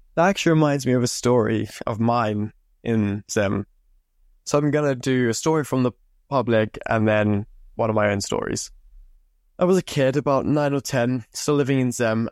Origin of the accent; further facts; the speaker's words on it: Zimbabwe; now in England, United Kingdom; I grew up in Zimbabwe. I moved over to England in two thousand fifteen